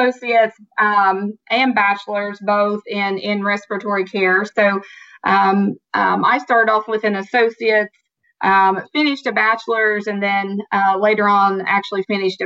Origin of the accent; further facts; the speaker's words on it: Southern Ohio, United States; accent: Southern; I was born and raised in Southern Ohio